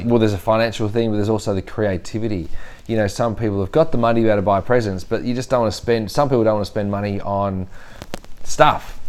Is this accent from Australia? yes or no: yes; Australia